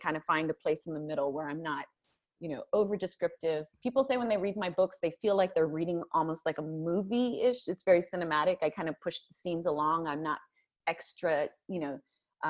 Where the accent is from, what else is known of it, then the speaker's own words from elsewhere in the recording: Napa, California, United States; I was raised in Napa, California